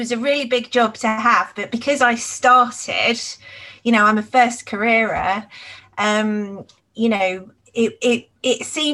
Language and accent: English; Cambridge, East of England, United Kingdom; also born or lived in Nottingham; I grew up in Cambridge.